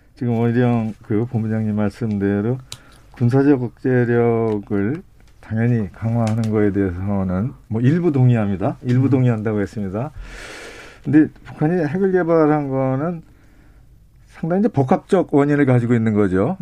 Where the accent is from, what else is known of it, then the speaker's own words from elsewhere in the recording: Gyeonggi Province, South Korea; 제가 이제 전방에서 태어나서 전방에서 살고 있어요.